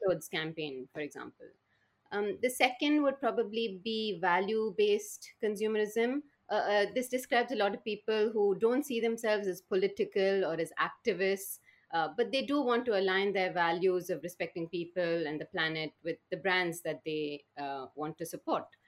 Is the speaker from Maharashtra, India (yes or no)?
no; Bangalore, Karnataka, India; I was brought up in a city called Bangalore in the southern Indian state of Karnataka